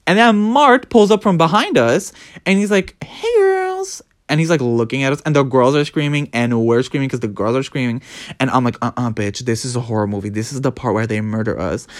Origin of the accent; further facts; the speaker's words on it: United Kingdom; I'm British.